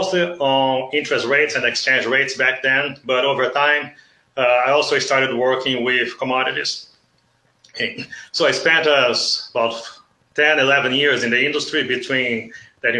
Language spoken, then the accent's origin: English; South Region, Brazil; moved away as an adult; now in Nebraska, United States; I was born and grew up in Brazil. Okay. So I'm originally from the South